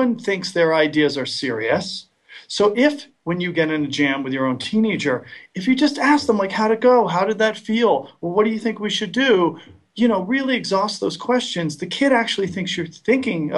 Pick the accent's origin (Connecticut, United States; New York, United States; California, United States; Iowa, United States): Connecticut, United States; Westport; moved away; my hometown of Westport, Connecticut